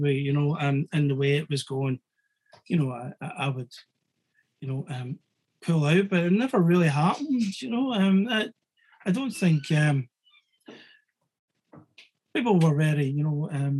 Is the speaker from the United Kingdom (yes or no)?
yes; Scotland, United Kingdom; I'm Scottish